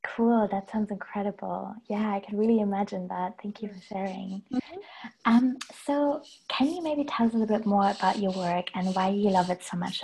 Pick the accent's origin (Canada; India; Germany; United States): Germany; Hamburg; I'm in Hamburg in my hometown.